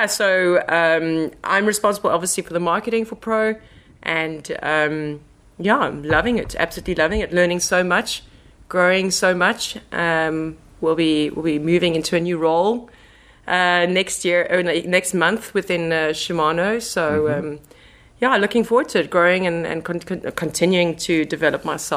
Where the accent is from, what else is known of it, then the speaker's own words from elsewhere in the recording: South Africa; moved away as an adult; now in Netherlands; I am proudly South African and moved to the Netherlands roughly 3.5 years ago